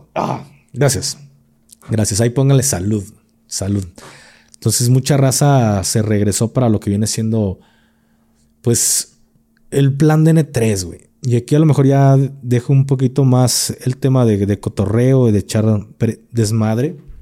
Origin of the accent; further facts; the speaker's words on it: Mexico; Como mexicano